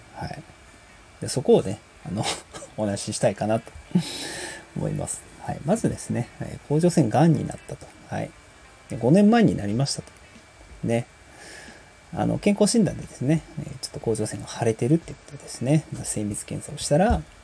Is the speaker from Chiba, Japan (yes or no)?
no; Osaka, Japan; also born or lived in Yokohama; now in Hyogo, Japan; 生まれは横浜でね、育ちは大阪なんですけどもね。あ、現在は、えー、兵庫県に、えー、住んでます